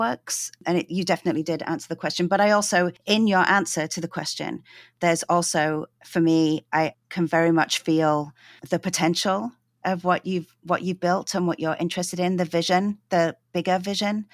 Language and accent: English; London, United Kingdom; now in Vancouver, Canada; I grew up in London